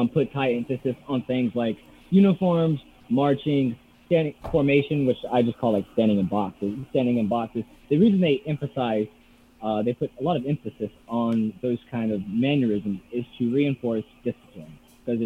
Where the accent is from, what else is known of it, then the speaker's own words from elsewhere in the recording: South Georgia, United States; moved away as an adult; we grew up in South Georgia